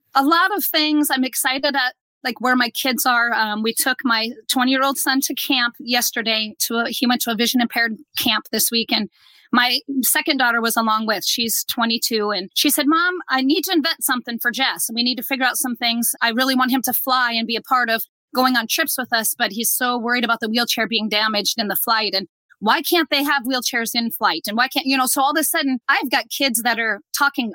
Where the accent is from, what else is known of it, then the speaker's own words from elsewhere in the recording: Nebraska, United States; we're from Nebraska, so you know we're Husker fans